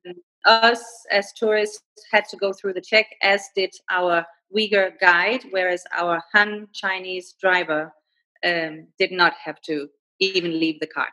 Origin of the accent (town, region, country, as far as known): Denmark; first language Danish; English is a second language; moved away as an adult; also born or lived in Rome, Italy / Beijing, China; now in Kuala Lumpur, Malaysia